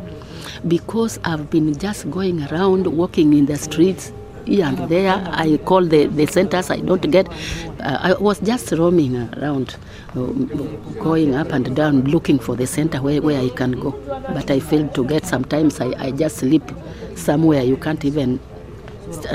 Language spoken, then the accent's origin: English; Kenya; moved away as an adult; now in Toronto, Canada; I'm from Kenya.